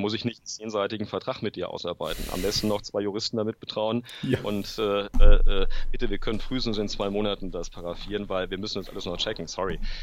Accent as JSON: {"language": "German", "country": "Germany", "said": "als Deutscher"}